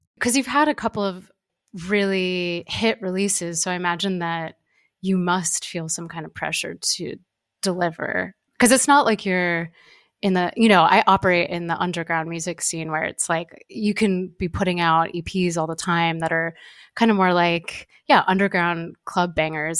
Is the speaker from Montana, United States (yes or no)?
no; California, United States; I'm from California